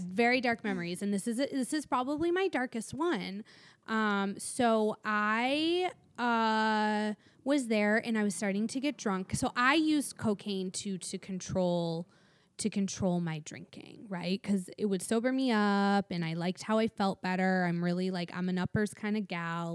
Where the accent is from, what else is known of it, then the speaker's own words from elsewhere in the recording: Michigan, United States; now in Los Angeles, United States; growing up in Michigan